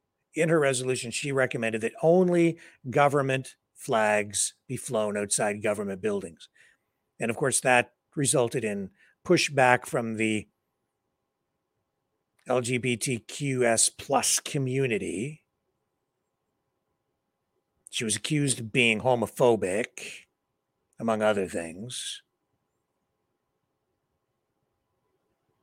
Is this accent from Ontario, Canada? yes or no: yes; Windsor, Ontario, Canada; here in my hometown